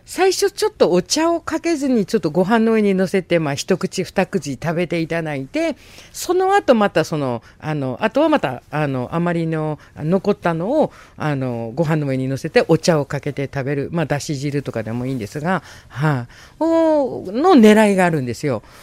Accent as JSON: {"language": "Japanese", "town": "Munakata", "region": "Fukuoka", "country": "Japan", "tie": "born or raised there", "said": "そう私もなんかずっとそれで育ってきてるんで"}